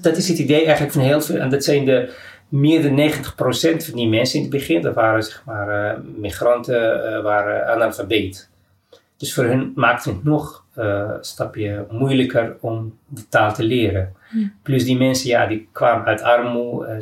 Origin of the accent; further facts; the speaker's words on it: Morocco; now in Amsterdam, Netherlands; uit Marokko